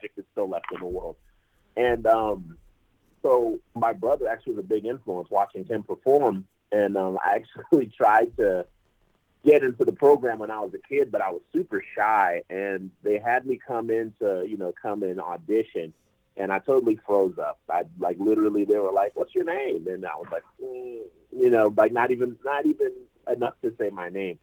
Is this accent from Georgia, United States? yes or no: yes; Atlanta, Georgia, United States; also born or lived in Fort Lauderdale, Florida; we moved up to Atlanta back in 97, and I love Atlanta, and I'm like, this is home